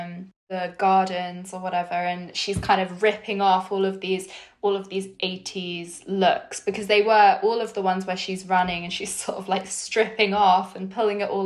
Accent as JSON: {"language": "English", "country": "United Kingdom", "said": "I'm British"}